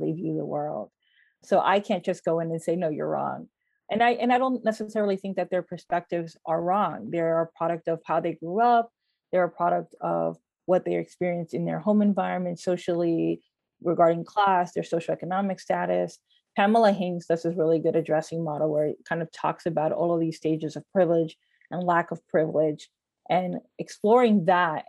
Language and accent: English; United States; I grew up in the United States, my parents are from the Dominican Republic